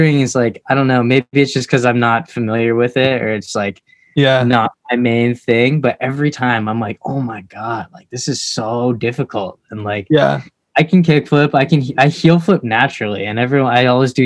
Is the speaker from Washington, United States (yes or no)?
yes; Seattle, Washington, United States; also born or lived in Vietnam; I was adopted from Vietnam when I was 6 months old, and then I moved to Seattle and I've been here ever since.